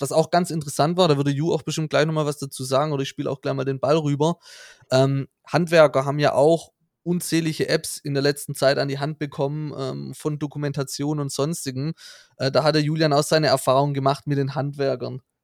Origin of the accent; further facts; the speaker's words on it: Hohenlohe, Baden-Württemberg, Germany; now in Stuttgart, Germany; wir kommen aus dem Hohenlohe